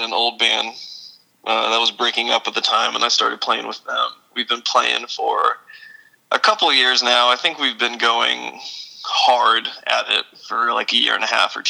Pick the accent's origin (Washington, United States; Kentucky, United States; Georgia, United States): Kentucky, United States; Louisville; now in Austin, United States; I grew up in the Louisville area.